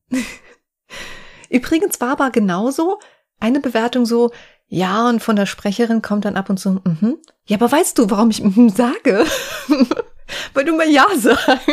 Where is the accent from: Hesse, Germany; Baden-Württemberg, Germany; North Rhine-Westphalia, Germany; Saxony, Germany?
Hesse, Germany; Offenbach am Main; dass ich aus Offenbach komme